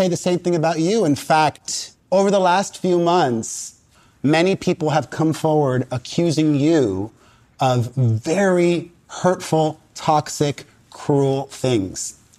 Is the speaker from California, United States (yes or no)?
no; Miami, Florida, United States; Listen, I grew up in Miami with a lot of family members.